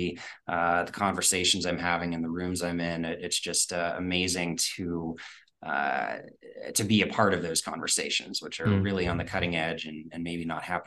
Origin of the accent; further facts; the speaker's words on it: Pittsburgh, Pennsylvania, United States; also born or lived in North Carolina; born in North Carolina, but raised in Pittsburgh